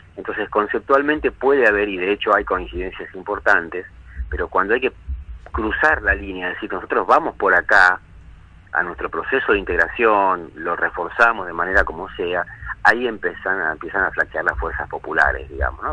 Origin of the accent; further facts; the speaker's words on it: Argentina; los argentinos